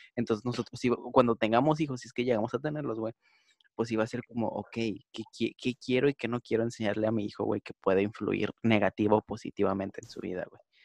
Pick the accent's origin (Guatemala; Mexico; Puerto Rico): Mexico; Monterrey, Nuevo León; soy de Monterrey